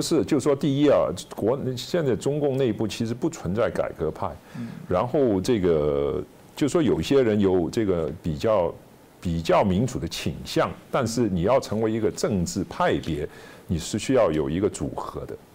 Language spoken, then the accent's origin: Chinese; Hong Kong; moved away; 我在香港长大